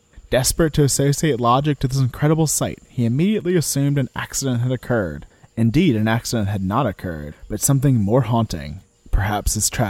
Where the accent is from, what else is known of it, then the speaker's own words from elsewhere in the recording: Louisiana, United States; this is one that happens near my hometown in Louisiana.